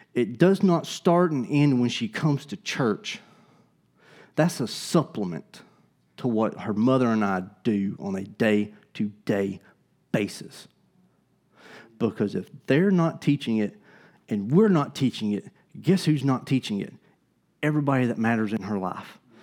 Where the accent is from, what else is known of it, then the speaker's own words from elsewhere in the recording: Gadsden, Alabama, United States; I'm from Alabama. I grew up in Gadsden.